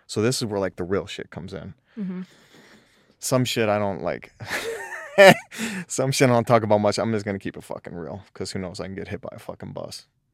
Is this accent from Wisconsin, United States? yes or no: no; Detroit, Michigan, United States; born there; because I was born in Southwest Detroit in the ghetto. My whole family is very ghetto.